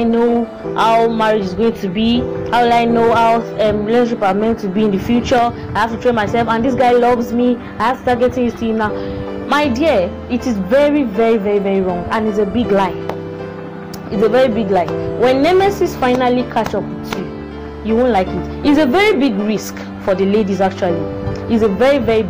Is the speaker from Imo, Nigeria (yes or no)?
no; Osun, Nigeria; I'm from Osun State